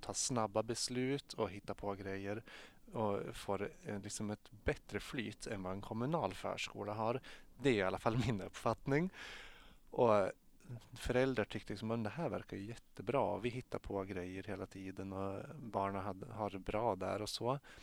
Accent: Strömsund, Jämtland, Sweden; jag är född och uppvuxen i Strömsund i Jämtland

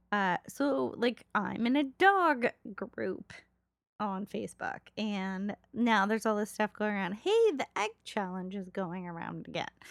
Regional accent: Los Angeles, California, United States; one of my friends that I grew up with in Los Angeles

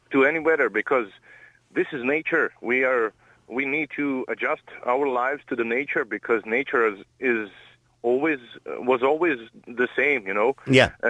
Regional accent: Croatia; English is a second language; now in Ireland; I'm I'm from Croatia

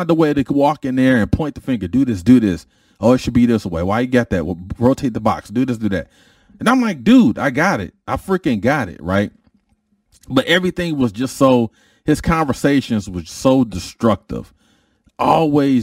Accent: Detroit, Michigan, United States; I was a dude from Detroit

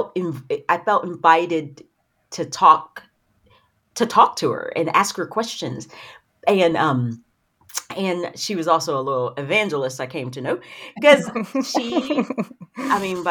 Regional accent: Knoxville, Tennessee, United States; now in Middle Tennessee, United States; I'm from Knoxville, Tennessee. So okay. East Tennessee. Right now I live in Middle Tennessee

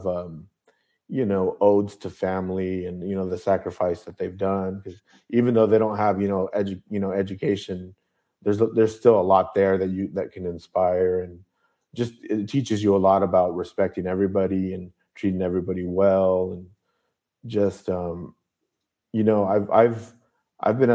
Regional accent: Buena Park, California, United States; moved away as an adult; also born or lived in Anaheim, California / Berkeley, California; I was born in Anaheim, raised in Buena Park

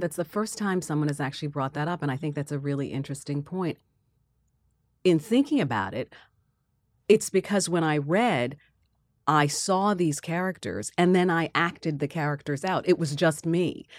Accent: Queens, New York, United States; And so I was born actually in Queens, and my aunt Millie owned an a house there.

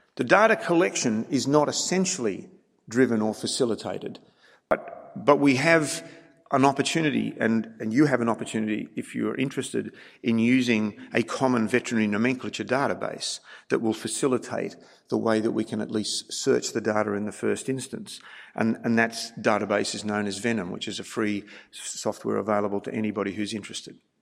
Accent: Australia

